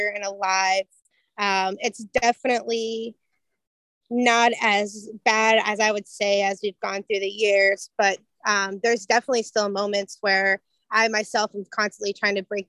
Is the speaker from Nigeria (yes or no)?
no; Florida, United States; also born or lived in Port Huron, Michigan / St. Clair, Michigan; So I definitely claim myself as a native Florida girl all day